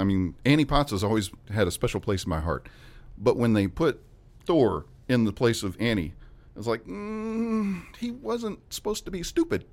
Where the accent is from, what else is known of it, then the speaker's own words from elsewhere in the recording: West Memphis, Arkansas, United States; I grew up in West Memphis